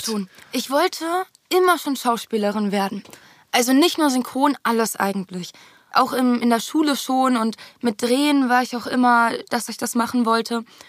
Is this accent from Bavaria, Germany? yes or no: no; Berlin, Germany; first language German; Haus da in dieser Siedlung am Tempelhofer Feld. Siedlung. Genau, und da bin ich halt aufgewachsen